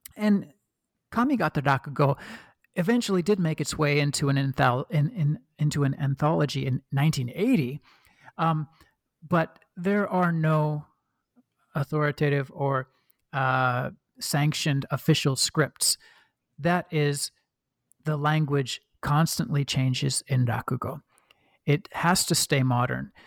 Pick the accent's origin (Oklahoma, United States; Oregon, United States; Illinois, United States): Oregon, United States; accent: Midwestern; now in Sydney, Australia; I was born and raised in Oregon